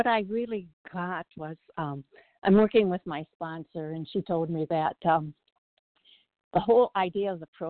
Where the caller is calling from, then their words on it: South Bend, Indiana, United States; from South Bend, Indiana, and I could relate to this so totally.